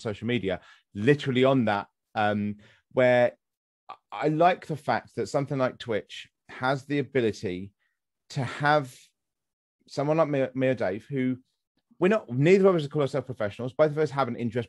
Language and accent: English; United Kingdom; accent: near received pronunciation; I have near to the received pronunciation